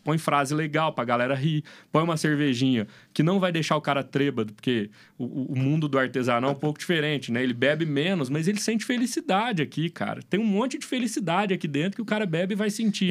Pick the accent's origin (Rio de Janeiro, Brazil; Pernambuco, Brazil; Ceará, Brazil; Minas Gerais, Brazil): Minas Gerais, Brazil; eu sou mineirinho come quieto